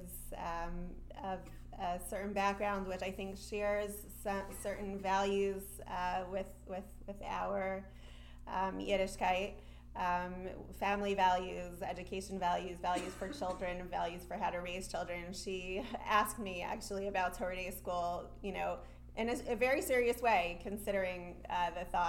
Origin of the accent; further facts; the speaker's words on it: Denver, Colorado, United States; I grew up in Denver, Colorado